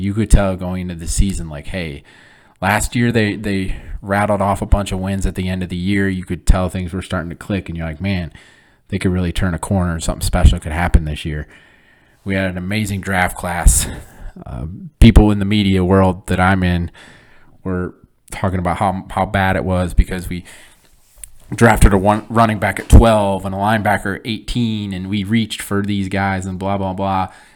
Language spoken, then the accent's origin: English; Flint, Michigan, United States; moved away; I'm born and raised in Flint, Michigan